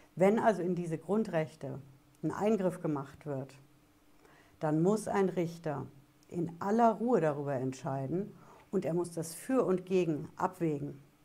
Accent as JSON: {"language": "German", "country": "Germany", "said": "bei uns in Deutschland"}